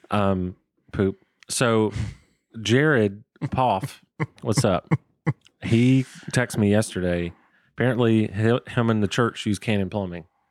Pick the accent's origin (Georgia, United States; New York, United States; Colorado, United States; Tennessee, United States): Georgia, United States; Waycross; moved away as an adult; now in Atlanta, United States; I grew up in Waycross, Georgia